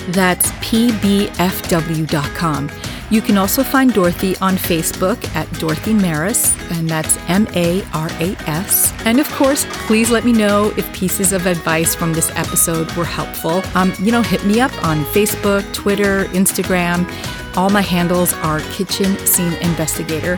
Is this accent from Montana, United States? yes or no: no; New Jersey, United States; accent: Jersey; my Jersey accent